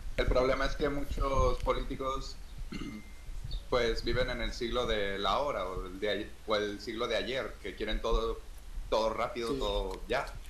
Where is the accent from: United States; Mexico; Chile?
Mexico